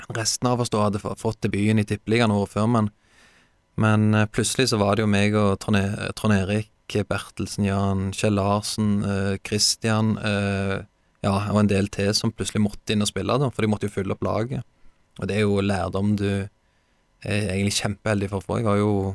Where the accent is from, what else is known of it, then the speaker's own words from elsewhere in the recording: Stavanger, Rogaland, Norway; also born or lived in Haugesund; jeg skal hjem, jeg skal spille for Viking